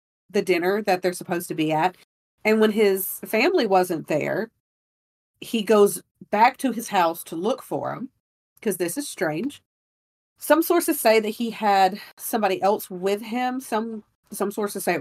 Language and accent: English; Gulf Coast, United States; I'm from the Gulf